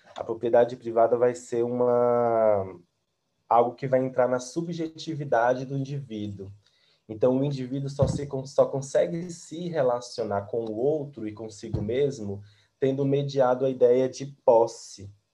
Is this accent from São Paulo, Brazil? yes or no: no; interior of Bahia, Brazil; moved away as an adult; now in Brasília, Brazil; E eu sou da Bahia, do interior da Bahia